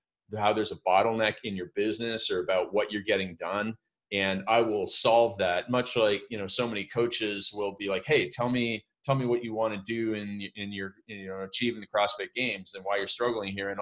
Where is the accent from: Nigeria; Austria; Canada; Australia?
Canada; I grew up in Canada